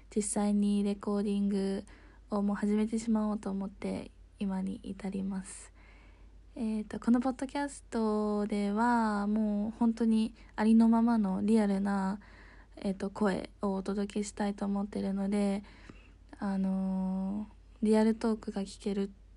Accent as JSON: {"language": "Japanese", "country": "Japan", "tie": "born or raised there", "also_born_or_lived": "United States", "moved": "as an adult", "lives_now": "Hong Kong", "said": "自分が育生まれ育ってきた日本"}